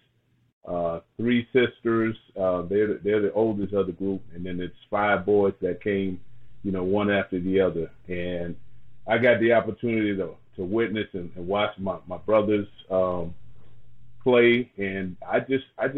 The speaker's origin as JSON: {"language": "English", "town": "Opelousas", "region": "Louisiana", "country": "United States", "tie": "born or raised there", "said": "So being from, and I grew up in Opelousas, Louisiana. Being from Opelousas"}